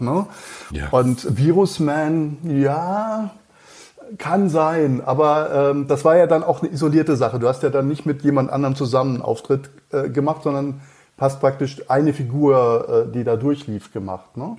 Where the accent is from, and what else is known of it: near Freiburg, Baden-Württemberg, Germany; born or raised there; moved away as an adult; also born or lived in Mannheim / Cologne; now in Munich, Germany